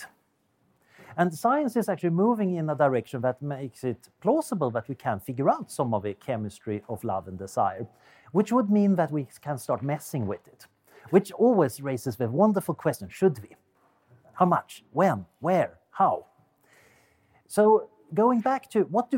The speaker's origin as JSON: {"language": "English", "country": "Sweden", "accent": "Swedish", "second_language": "English", "moved": "yes", "lives_now": "Oxford, United Kingdom", "said": "as you can hear from my accent, I'm originally Swedish"}